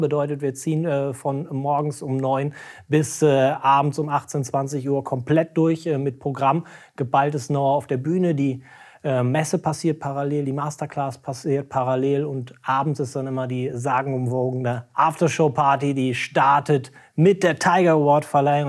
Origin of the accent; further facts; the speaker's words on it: Cologne, North Rhine-Westphalia, Germany; wir als Kölner